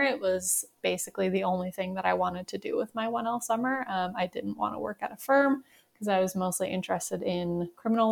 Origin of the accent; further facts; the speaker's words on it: Newfoundland and Labrador, Canada; moved away as an adult; also born or lived in Montreal, Canada; now in Calgary, Canada; I'm originally from Newfoundland